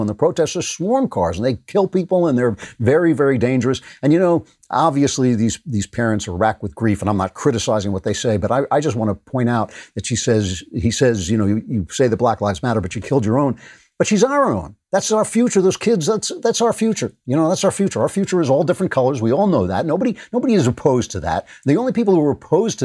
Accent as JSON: {"language": "English", "region": "New York", "country": "United States", "tie": "born or raised there", "said": "New York, which is basically my hometown"}